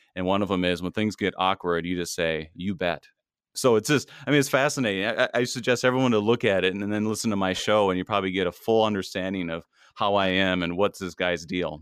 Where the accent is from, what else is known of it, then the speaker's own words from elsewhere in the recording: Minnesota, United States; also born or lived in Milwaukee; I am a, a, a Minnesotan. I, I grew up here, I was born here, my parents moved here when I was in the womb